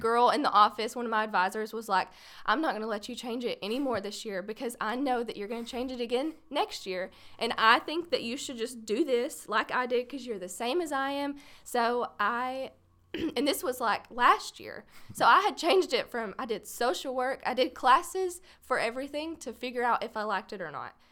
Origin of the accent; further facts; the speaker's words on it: Paris, Texas, United States; born and raised in Paris, Texas